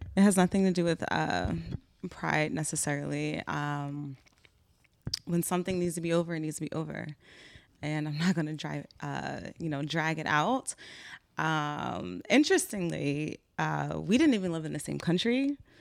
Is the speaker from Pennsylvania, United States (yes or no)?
yes; Philadelphia, Pennsylvania, United States; I'm from Philly. I'm thirty-one. I'm Black American